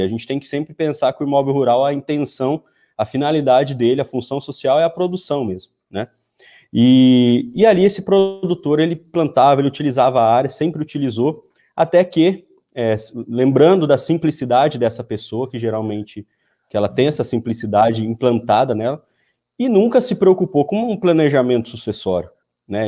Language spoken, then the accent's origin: Portuguese; Paraguaçu Paulista, São Paulo, Brazil; Sou de Paraguaçu Paulista, região de Assis, Marília, para, é, Presidente Prudente, aqui do interior de São Paulo